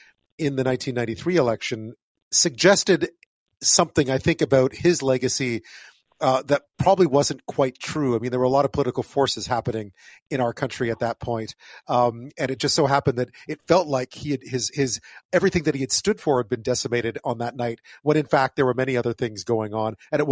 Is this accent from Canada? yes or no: yes; Montreal, Quebec, Canada; we're Montreal Irish Catholic family